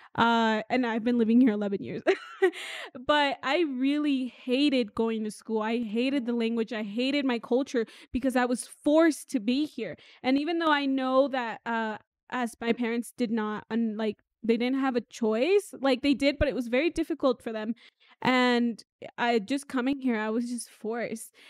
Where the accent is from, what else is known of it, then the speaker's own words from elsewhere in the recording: Oregon, United States; first language English; now in Mexico; I grew up in Oregon and English was my main language